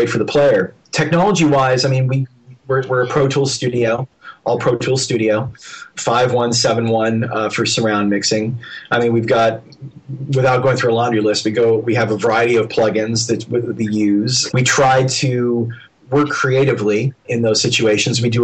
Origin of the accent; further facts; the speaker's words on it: Dallas, Texas, United States; I grew up in Dallas, Texas, where there was no school for sound effects or anything else